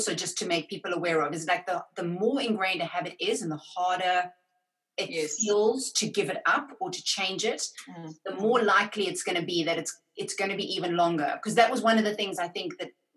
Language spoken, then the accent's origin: English; South Africa; growing up in South Africa